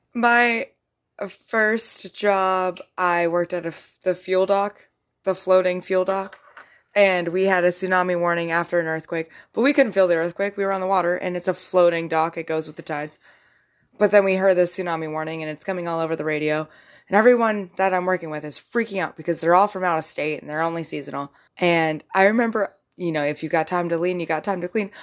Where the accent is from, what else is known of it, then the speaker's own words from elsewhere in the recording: Alaska, United States; growing up in Alaska